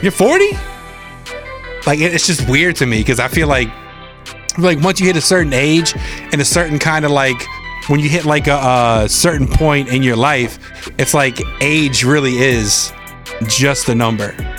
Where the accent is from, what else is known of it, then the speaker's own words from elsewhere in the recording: East Coast, United States; I'm from the East Coast